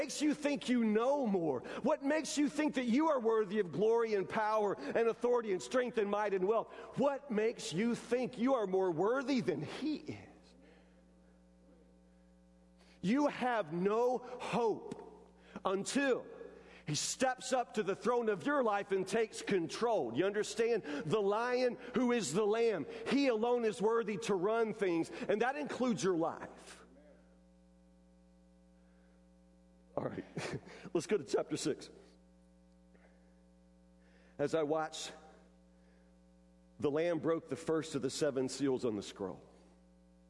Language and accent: English; United States; a kid growing up in the United States in the 1970s and 80s and 90s.